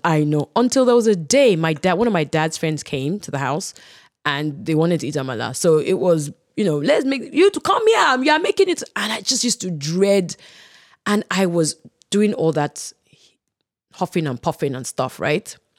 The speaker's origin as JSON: {"language": "English", "town": "Ibadan", "region": "Oyo", "country": "Nigeria", "tie": "born or raised there", "said": "growing up in Ibadan"}